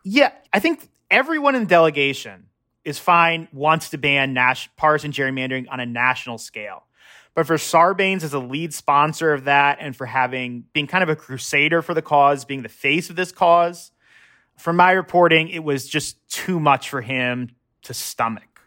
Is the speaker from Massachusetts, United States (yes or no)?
no; Annapolis, Maryland, United States; I should just say I'm from Maryland and Annapolis